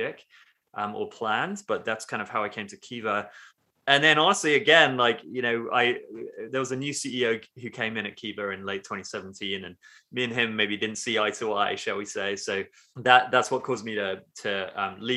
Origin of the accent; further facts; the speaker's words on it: London, United Kingdom; moved away as an adult; also born or lived in San Francisco, United States; now in Nashville, United States; I'm from London originally in the UK